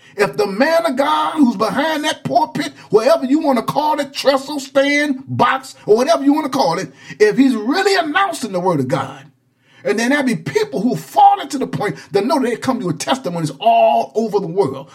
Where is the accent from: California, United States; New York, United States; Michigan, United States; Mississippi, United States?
Michigan, United States; Saginaw; when I was young and growing up in the Pentecostal church down in Saginaw, Michigan